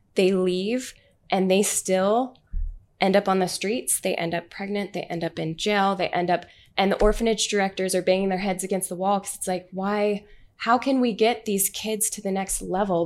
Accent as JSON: {"language": "English", "town": "Orem", "region": "Utah", "country": "United States", "said": "I'm from Utah."}